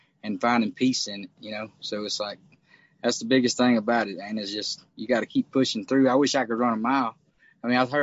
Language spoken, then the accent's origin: English; Louisiana, United States; also born or lived in Texas; now in Nashville, United States; I was the only one born in Louisiana. So I was born in Louisiana